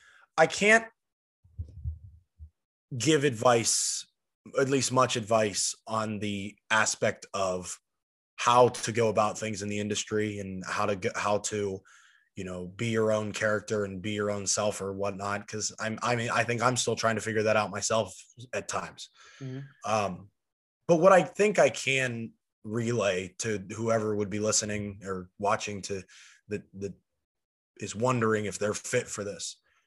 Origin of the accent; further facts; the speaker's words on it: Steubenville, Ohio, United States; I'm only an hour and a half from where I grew up now in Steubenville, and I'm still only 40 minutes from Pittsburgh, and that's like my hometown city or whatever.